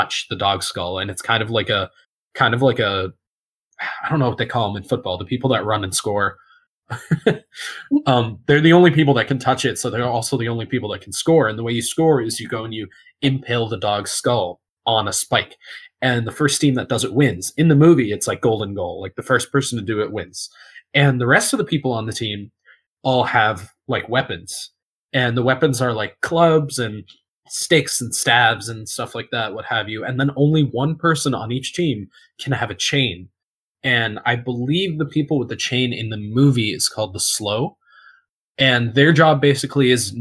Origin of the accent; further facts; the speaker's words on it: United States; I'm American